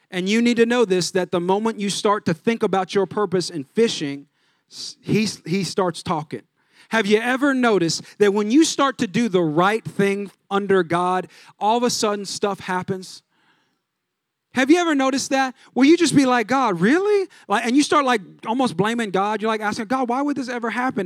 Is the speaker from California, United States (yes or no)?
yes; California, United States; I'm from California. Everything was flip-flops